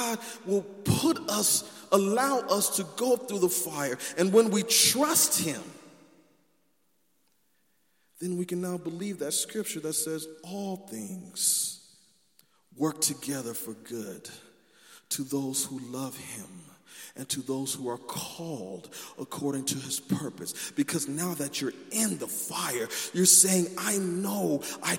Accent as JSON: {"language": "English", "region": "California", "country": "United States", "said": "I'm from California"}